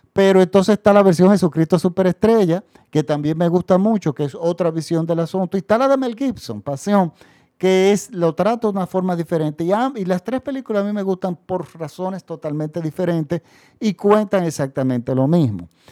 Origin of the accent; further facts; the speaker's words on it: Dominican Republic; nosotros recibíamos las noticias internacionales en mi país, en la República Dominicana